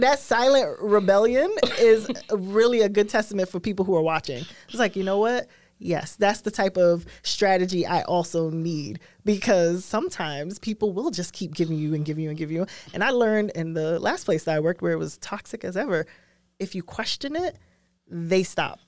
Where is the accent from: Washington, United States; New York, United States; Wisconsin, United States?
New York, United States; New York City; I'm from Brooklyn